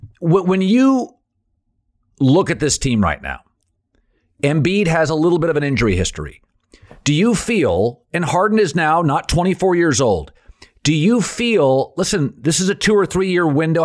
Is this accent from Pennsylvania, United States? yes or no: no; Washington, United States; I loved Connecticut's prep schools, their intensity, I thought it was cool because I grew up in Washington State.